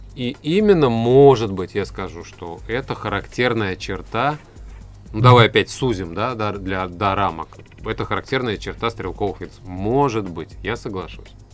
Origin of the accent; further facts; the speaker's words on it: Tatarstan, Russia; то, чем славится наш регион, наша республика